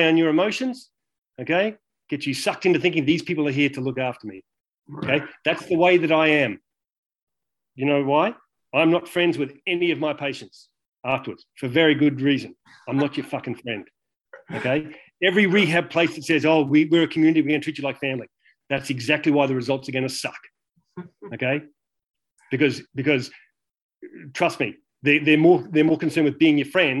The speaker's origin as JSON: {"language": "English", "country": "Australia", "tie": "born or raised there", "moved": "yes"}